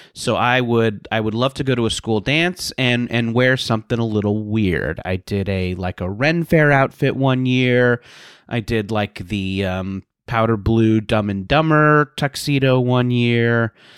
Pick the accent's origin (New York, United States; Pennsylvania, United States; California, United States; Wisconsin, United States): California, United States; Southern; I grew up in Southern California